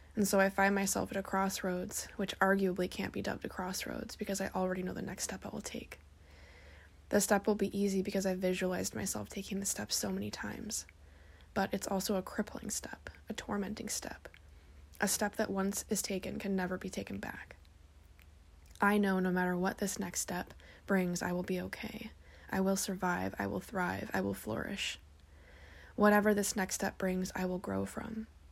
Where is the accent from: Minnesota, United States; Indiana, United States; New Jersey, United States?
Indiana, United States; moved away as an adult; also born or lived in northern Washington; now in Washington, United States; left my hometown, everybody that I know and love back in my hometown in Indiana, and moved across the country to northern Washington all by myself